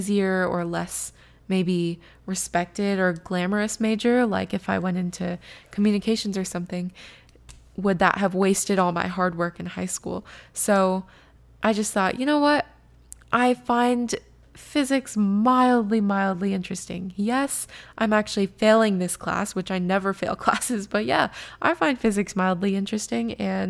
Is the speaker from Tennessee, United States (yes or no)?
no; California, United States; moved away as an adult; And also, I will say that the school is in Seattle, and I came from California at that point.